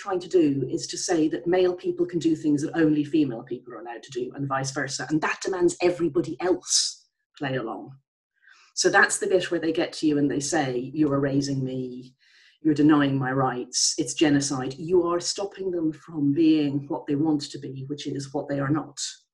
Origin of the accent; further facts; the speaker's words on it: Ireland; I'm Irish.